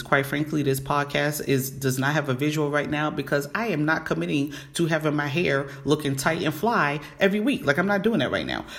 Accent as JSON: {"language": "English", "town": "New York City", "region": "New York", "country": "United States", "tie": "born or raised there", "said": "the regular one in New York, which is my hometown, BX all day"}